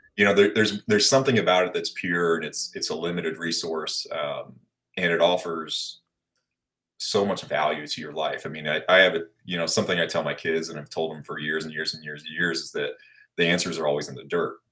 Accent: Blue Springs, Missouri, United States; also born or lived in Abilene, Kansas; I was born in Abilene, Kansas, which is out in the middle of nowhere. But um, as we entered school phase and all that, we moved over actually just across the state line on the Missouri side. Ended up going to high school at Blue Springs, Missouri

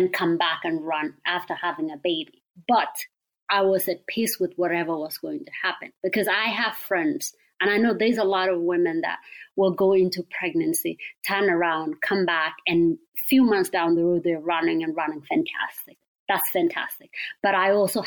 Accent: Kenya; moved away as an adult; now in Eugene, United States; I grew up in Kenya

